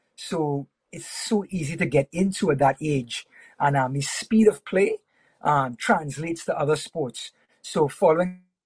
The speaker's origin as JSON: {"language": "English", "country": "Trinidad & Tobago", "tie": "born or raised there", "said": "I was I was born and raised in Trinidad and Tobago."}